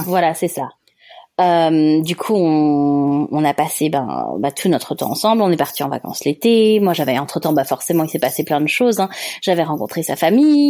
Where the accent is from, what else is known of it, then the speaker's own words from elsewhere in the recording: France; accent: French; moved away as an adult; mon petit accent français